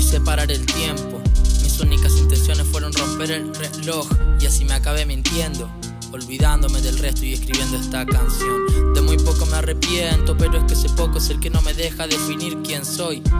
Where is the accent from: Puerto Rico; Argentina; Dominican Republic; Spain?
Argentina; General Roca, Río Negro; de General Roca